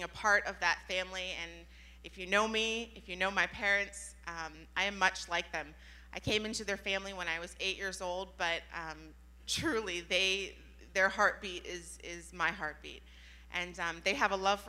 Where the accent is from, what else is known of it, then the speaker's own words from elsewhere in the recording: Youngstown, Ohio, United States; I was born in Youngstown, being a part of a very rough neighborhood